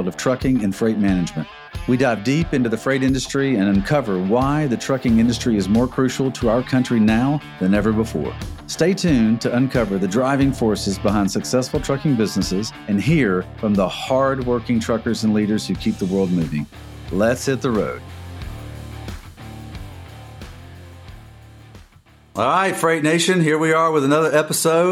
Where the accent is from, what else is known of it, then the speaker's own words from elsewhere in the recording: Alabama, United States; also born or lived in Atlanta, Georgia; sort of accent in your voice to mine being from Alabama